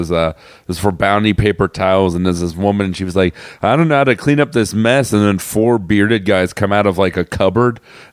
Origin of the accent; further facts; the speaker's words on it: Florida, United States; moved away; I grew up in Florida